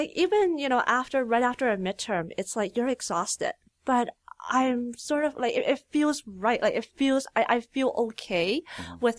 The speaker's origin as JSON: {"language": "English", "town": "Richmond", "region": "British Columbia", "country": "Canada", "tie": "born or raised there", "also_born_or_lived": "Calgary", "lives_now": "Burnaby, Canada", "said": "I'm from Richmond, BC. So I grew up in Richmond"}